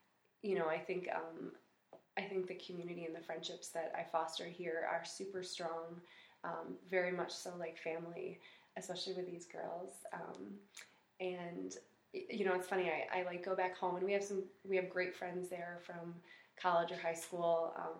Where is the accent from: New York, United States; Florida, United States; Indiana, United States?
New York, United States; Rochester; moved away as an adult; now in Buffalo, United States; don't tell my mom that I'm a Buffalonian. I'm originally from Rochester, New York. Grew up there, and then I decided to come to UB for college.